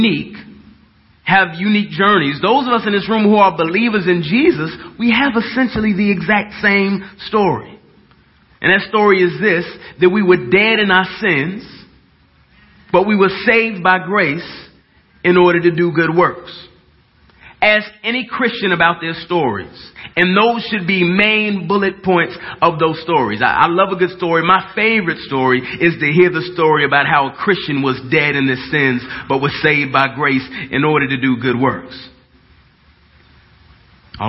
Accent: Dallas, Texas, United States; I'm from Dallas. And I just talk kind of weird

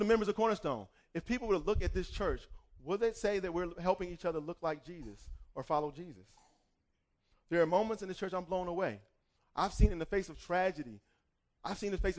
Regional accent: Cleveland Heights, Ohio, United States; moved away; I remember growing up in high school. I wanted to try out for the basketball team, and we had an amazing basketball team. I'm from Cleveland Heights, Ohio.

